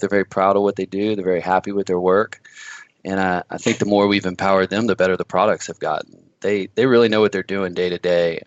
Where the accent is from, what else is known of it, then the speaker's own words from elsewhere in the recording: Louisiana, United States; moved away as an adult; now in Washington, United States; I'm originally from Louisiana. I moved up to Washington